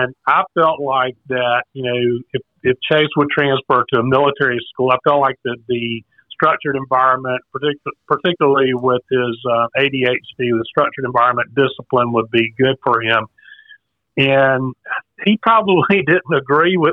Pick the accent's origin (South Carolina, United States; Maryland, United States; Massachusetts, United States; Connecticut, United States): South Carolina, United States; now in Raleigh, United States; I'm from South Carolina originally